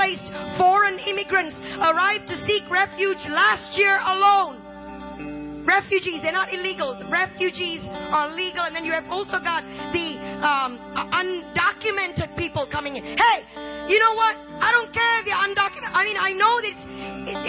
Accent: Malaysia; also born or lived in India (ancestry); now in United States; I am Indian, but I grew up in Malaysia

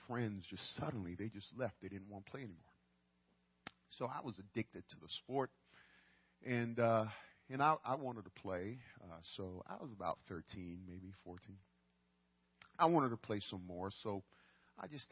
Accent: New York City, New York, United States; I grew up in the boogie down Bronx, New York City

